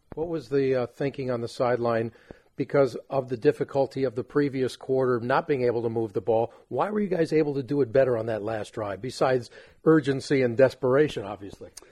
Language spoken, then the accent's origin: English; Los Angeles, California, United States; my hometown